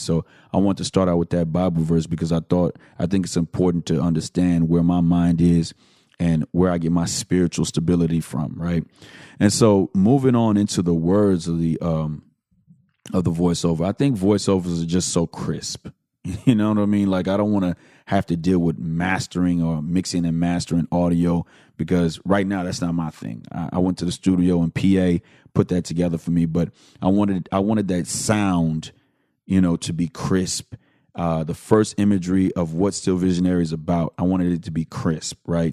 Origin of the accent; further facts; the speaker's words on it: Houston, Texas, United States; I am from the Southwest side of Houston, Texas